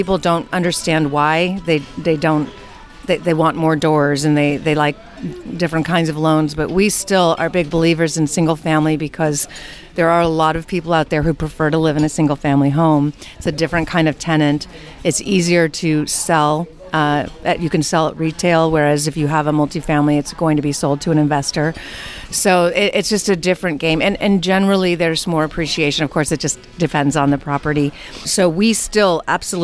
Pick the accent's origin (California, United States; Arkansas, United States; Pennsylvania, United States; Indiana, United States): California, United States; born and raised in California